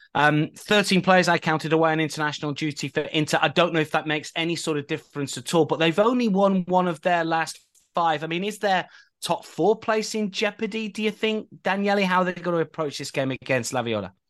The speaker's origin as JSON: {"language": "English", "region": "England", "country": "United Kingdom", "said": "I'm English."}